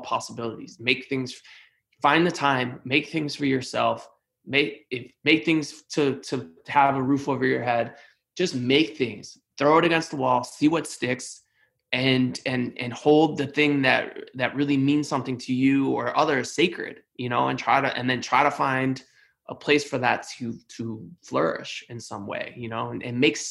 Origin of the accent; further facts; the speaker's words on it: Cleveland, Ohio, United States; now in New York, United States; I come from Cleveland, Ohio, very blue collar, you know, low to middle class background